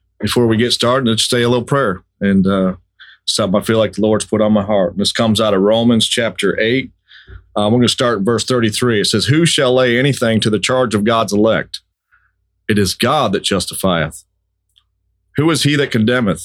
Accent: Lansing, Michigan, United States; I was born in Lansing, Michigan.

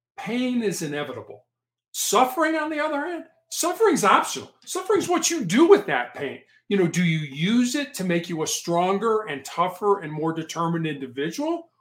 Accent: Chicago, Illinois, United States; also born or lived in Charleston, South Carolina; I, I was uh, born and raised in Chicago

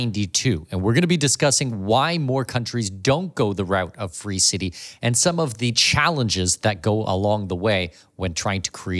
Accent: Canada; moved away; also born or lived in Abu Dhabi; I'm not an American citizen, I'm a Canadian

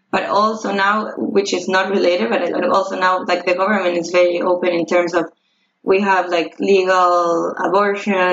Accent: Uruguay; I'm from Uruguay.

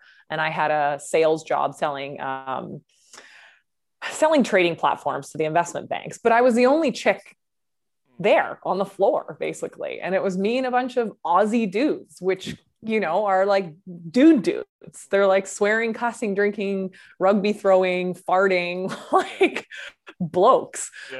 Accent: White Rock, British Columbia, Canada; also born or lived in Australia; now in Vancouver, Canada; I'm in here in Vancouver, British Columbia. If people know the area, I'm right in Kitsilano. But I grew up south of here, about 45 minutes south of here in White Rock, which is just near the Washington border.

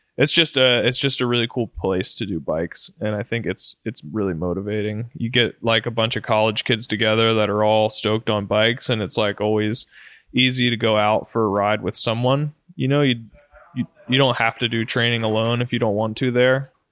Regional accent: Roanoke, Virginia, United States; Roanoke, right in my hometown

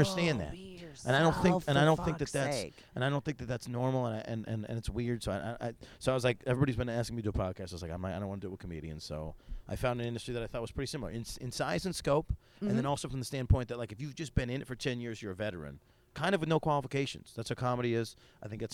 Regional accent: Syracuse, New York, United States; moved away; I grew up in Syracuse

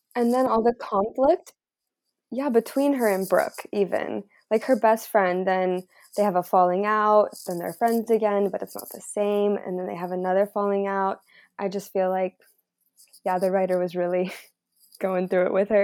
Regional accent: Mount Shasta, California, United States; growing up in Mount Shasta

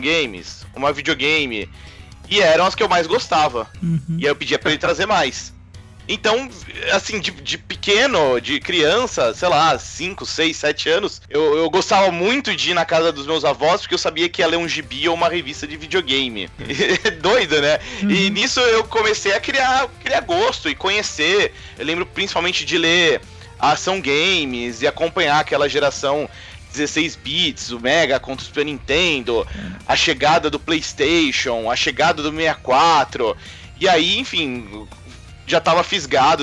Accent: Santos, São Paulo, Brazil; now in São Paulo, Brazil; Eu não, eu não sou daqui de São Paulo, né? Eu sou de, de Santos, que é aqui pertinho, no litoral

